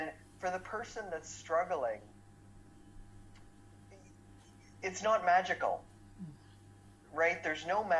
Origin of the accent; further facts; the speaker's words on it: Ottawa, Ontario, Canada; I grew up in Ottawa.